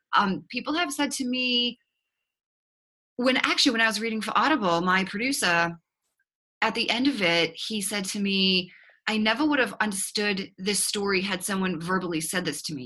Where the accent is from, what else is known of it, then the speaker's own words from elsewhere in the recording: Boston, Massachusetts, United States; accent: Boston; now in Austin, United States; you will pick up on a slight accent uh, that is not from Texas. It's actually from Boston, Massachusetts.